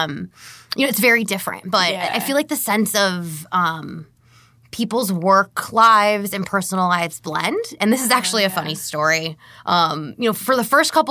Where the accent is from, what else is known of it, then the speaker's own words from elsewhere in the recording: New York, United States; moved away as an adult; now in California, United States; I'm from New York